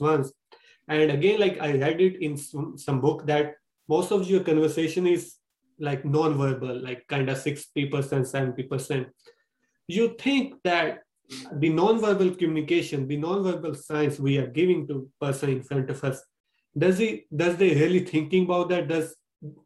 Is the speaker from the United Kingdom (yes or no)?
no; India; English is a second language; moved away as an adult; now in Brampton, Canada; I'm Indian, like I came from India 3 years back.